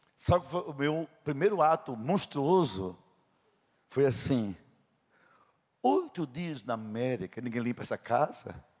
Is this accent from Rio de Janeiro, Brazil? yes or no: no; Princesa Isabel, Paraíba, Brazil; Era o sítio onde eu nasci